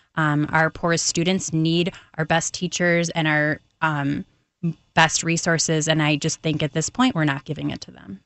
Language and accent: English; Naperville, Illinois, United States; also born or lived in Riverside, Illinois; I grew up in the Naperville School District